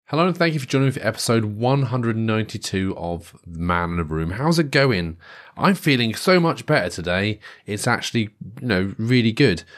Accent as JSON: {"language": "English", "town": "Great Yarmouth", "region": "East of England", "country": "United Kingdom", "tie": "born or raised there", "moved": "yes", "said": "I grew up near Great Yarmouth."}